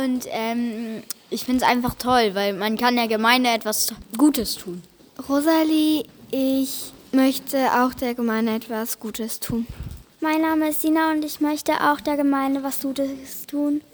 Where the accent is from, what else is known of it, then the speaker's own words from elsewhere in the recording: Steinfurt district, North Rhine-Westphalia, Germany; Ich komme zum Beispiel aus dem Kreis Steinfurt, also ST